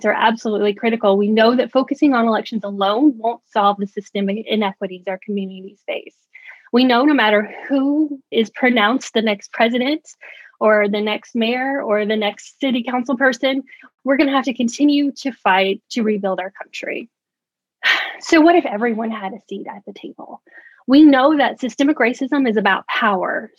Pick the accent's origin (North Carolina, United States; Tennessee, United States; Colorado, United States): Tennessee, United States; moved away as an adult; now in New York, United States; I'm originally from Tennessee, but I've been in New York about 4 years now